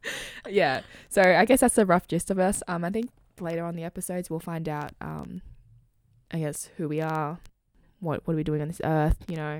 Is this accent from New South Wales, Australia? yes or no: yes; Sydney, New South Wales, Australia; born or raised there